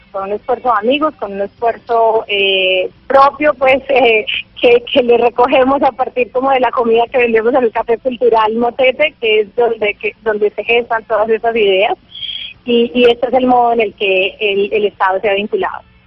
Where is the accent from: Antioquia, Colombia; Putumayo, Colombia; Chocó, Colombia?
Chocó, Colombia; Bellavista; los habitantes de Vallasolano, que además pues es, es mi pueblo